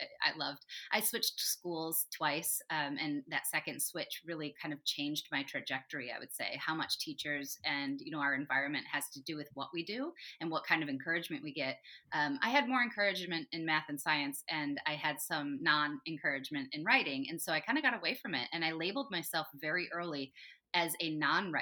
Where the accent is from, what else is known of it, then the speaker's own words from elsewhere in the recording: West Michigan, United States; also born or lived in California; I was born in California, but I grew up in West Michigan